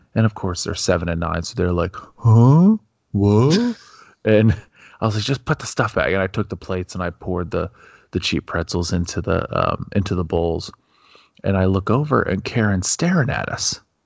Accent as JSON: {"language": "English", "country": "United States", "said": "being a, being an American"}